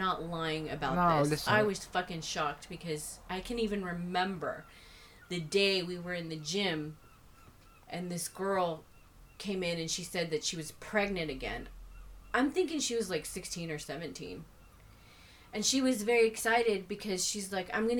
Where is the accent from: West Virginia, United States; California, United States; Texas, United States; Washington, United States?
Texas, United States; I'm a Texan. I'm an American